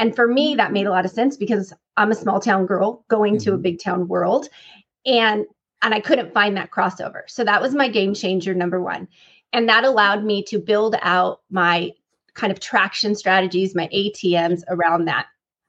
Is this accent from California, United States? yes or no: yes; California, United States; moved away as an adult; now in Texas, United States; I am born and raised in California.